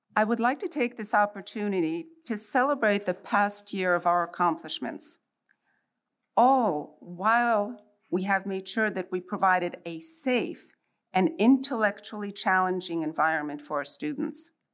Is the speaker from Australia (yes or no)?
no; Poland; now in United States; I was born in Poland and I lived under imposed communist rule